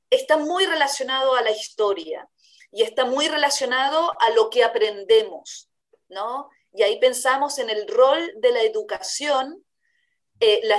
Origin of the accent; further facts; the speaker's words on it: Chile; ¿Por qué en Chile tenemos un acento que no es el argentino, por ejemplo